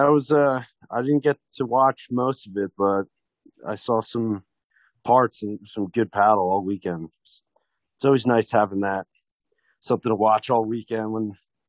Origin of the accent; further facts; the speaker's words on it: Essex Fells, New Jersey, United States; we're all from Essex Fells